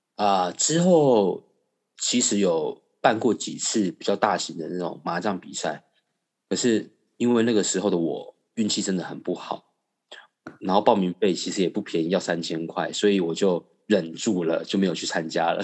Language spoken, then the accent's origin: Chinese; Taiwan; 我们家是外省人，那从小在眷村长大